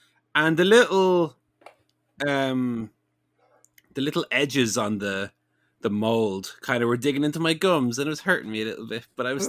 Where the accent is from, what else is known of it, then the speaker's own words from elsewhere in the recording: New Jersey, United States; Hey, I'm from New Jersey over here.